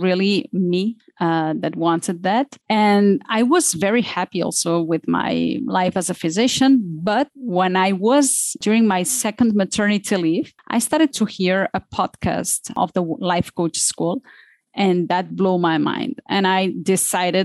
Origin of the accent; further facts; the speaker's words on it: Barcelona, Catalonia, Spain; moved away as an adult; now in Switzerland; I am from Barcelona